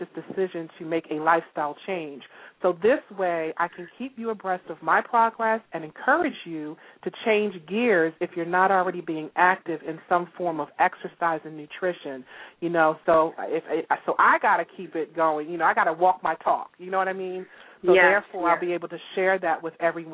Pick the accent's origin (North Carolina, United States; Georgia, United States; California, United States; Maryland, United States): Maryland, United States; Baltimore; we're both from Baltimore, Maryland